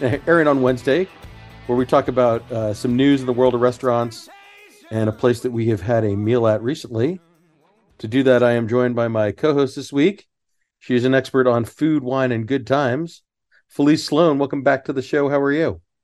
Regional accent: Sugar Land, Texas, United States; I grew up in Sugarland, not far from the fountains

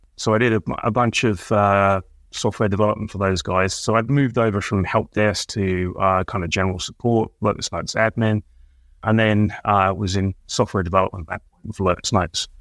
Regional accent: Colchester, East of England, United Kingdom; also born or lived in London; now in Michigan, United States; I grew up in a series of small villages around an old Rome, well, old British town called Colchester.

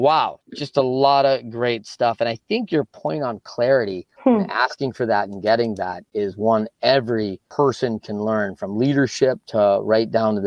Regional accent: Michigan, United States; my life growing up in Michigan

